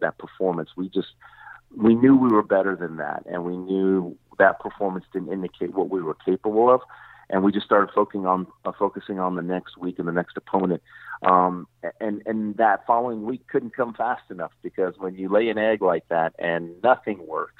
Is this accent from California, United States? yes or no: no; Texas, United States; moved away as an adult; now in Tampa Bay area, United States; I'm originally from the Texas area